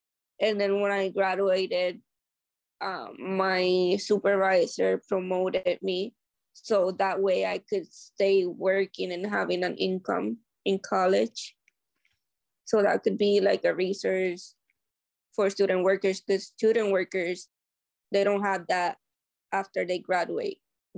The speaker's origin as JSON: {"language": "English", "town": "New Britain", "region": "Connecticut", "country": "United States", "said": "I'm from New Britain."}